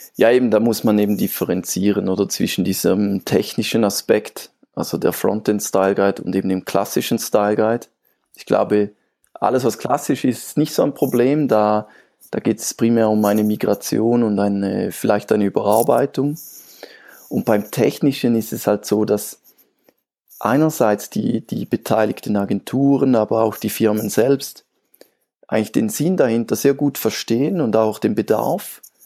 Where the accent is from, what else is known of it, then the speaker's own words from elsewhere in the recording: Switzerland; ich komme aus der Schweiz.